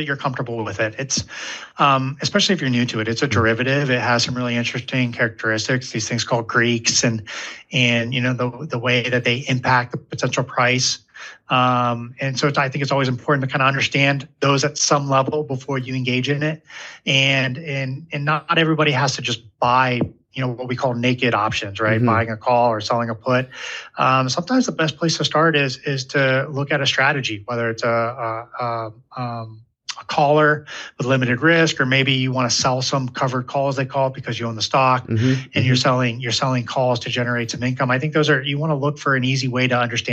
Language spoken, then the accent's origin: English; Ohio, United States; I grew up in Ohio